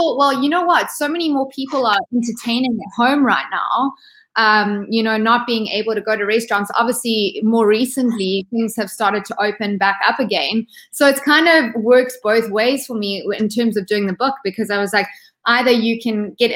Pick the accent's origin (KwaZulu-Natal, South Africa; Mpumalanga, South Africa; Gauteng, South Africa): KwaZulu-Natal, South Africa; Ballito; moved away as an adult; also born or lived in United States; So I grew up in South Africa. In a small little coastal town called Belito. It's in Durban, so it's on the east coast of South Africa